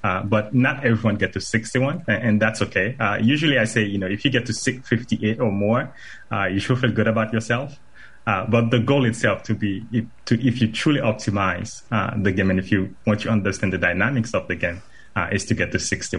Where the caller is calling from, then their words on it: Apopka, Florida, United States; I am joining live from Apopka, Florida, not too far from your studio.